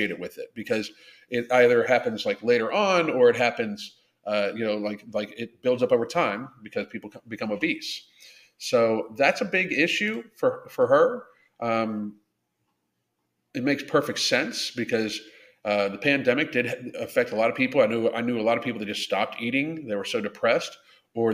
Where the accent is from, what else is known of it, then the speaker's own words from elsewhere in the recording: Pittsburgh, Pennsylvania, United States; I grew up in Pittsburgh